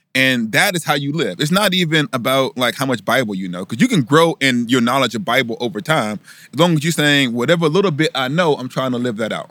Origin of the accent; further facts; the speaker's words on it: Huntsville, Alabama, United States; I growing up in Huntsville